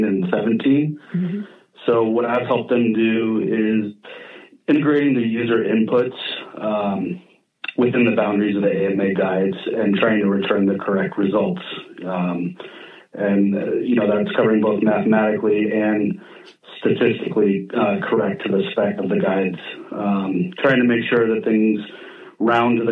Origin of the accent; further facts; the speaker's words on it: Kenwood, California, United States; I grew up here in Sonoma County in a teeny little town